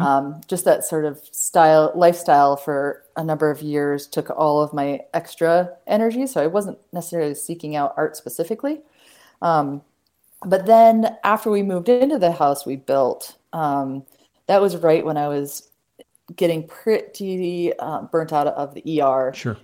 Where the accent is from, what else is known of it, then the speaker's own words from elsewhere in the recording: Boulder, Colorado, United States; moved away as an adult; now in Western Montana, United States; couldn't envision leaving the Rockies from mm-hmm. growing up in Boulder.